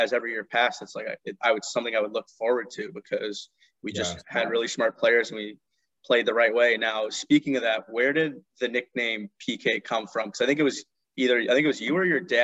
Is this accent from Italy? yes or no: no; Los Angeles, California, United States; I grew up in Los Angeles. I actually lived in the Valley.